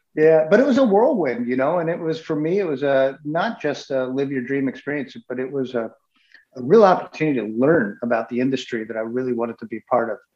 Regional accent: United States; moved away as an adult; I grew up in in New England, in the suburbs of New York City

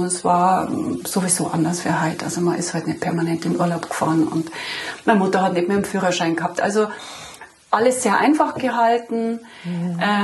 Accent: Munich, Bavaria, Germany; now in Lenggries, Germany; ich bin in München geboren, 1972, in eine Arbeiterfamilie hinein, mit äh, zwei Brüdern aufgewachsen

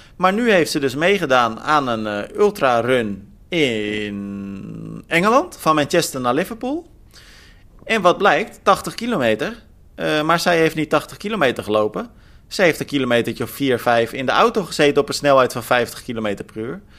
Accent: Netherlands; Als Nederlander

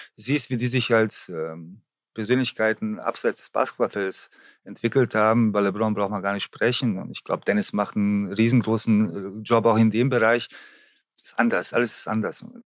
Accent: Germany; hier bei uns in Deutschland

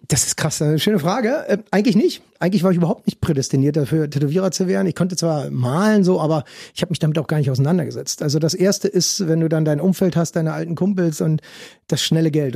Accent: Berlin, Germany; ich bin dann auch noch Ur-Ostberliner.

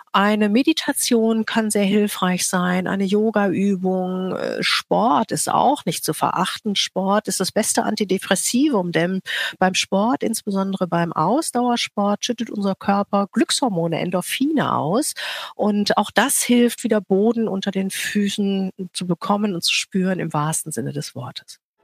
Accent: Rhineland, Germany; Ich komme aus dem Rheinland

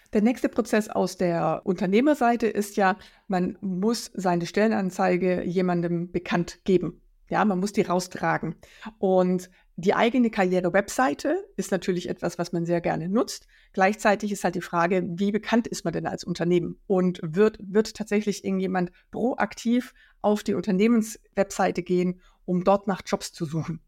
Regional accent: Black Forest, Baden-Württemberg, Germany; moved away as an adult; also born or lived in Worms / Rhine-Main area; now in Frankfurt am Main, Germany; Ich komme aus dem Schwarzwald ähm, und bin ein Arbeiterkind

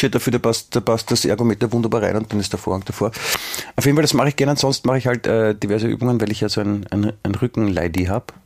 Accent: Germany; Ich habe dir vorher schon erklärt, ich als Deutscher darf das.

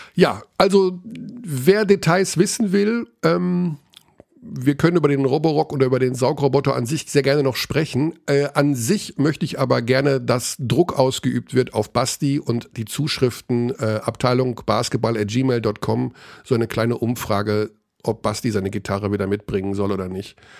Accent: Germany; ich bin natürlich gerne Deutscher, also ich bin ja meine Heimat, ich bin Deutsch

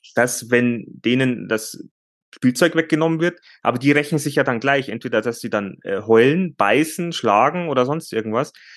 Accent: Bavaria, Germany; bei uns, äh, bei uns in Bayern

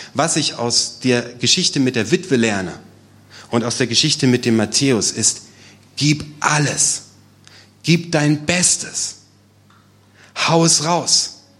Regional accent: Germany; als Deutsche, als Europäer

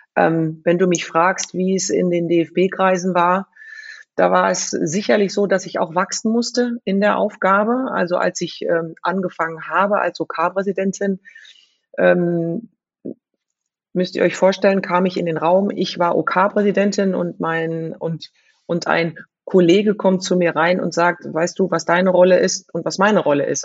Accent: Frankfurt, Hesse, Germany; ich bin in Bonames groß geworden

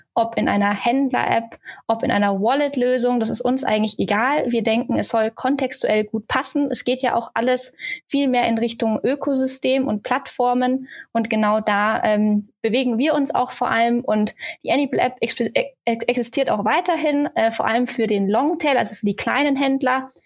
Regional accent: Germany; Bei uns in Deutschland

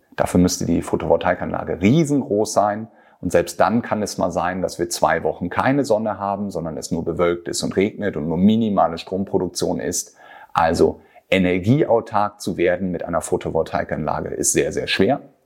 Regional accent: Germany; bei uns in Deutschland

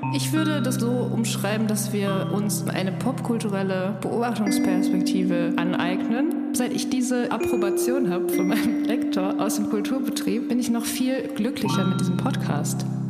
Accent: Dortmund, North Rhine-Westphalia, Germany; moved away; in meiner Jugend in Dortmund

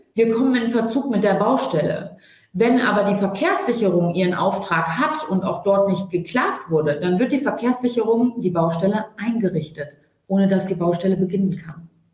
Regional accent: Hanover, Lower Saxony, Germany; wir kommen aus Hannover

